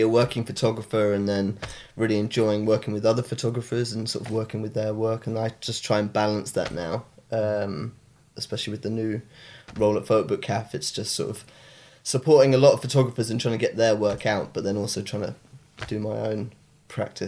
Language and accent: English; Exeter, South West England, United Kingdom; moved away; also born or lived in Brighton; I'm from Devon originally, Exeter